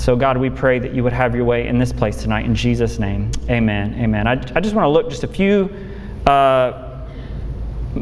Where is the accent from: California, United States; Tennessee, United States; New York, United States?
Tennessee, United States; Memphis; I grew up in Memphis